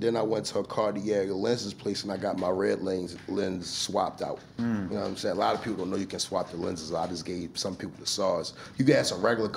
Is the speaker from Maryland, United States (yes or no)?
yes; Baltimore, Maryland, United States; I'm from Baltimore